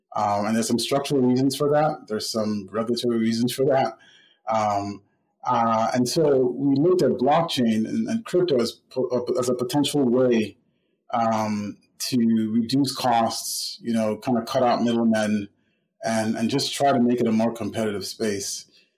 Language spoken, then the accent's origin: English; Nigeria; moved away as an adult; now in United States; I grew up in Nigeria. I was born in the United States, but I spent most of my life through secondary school, high school in Nigeria, and then moved back to the States to go to college and have been here since.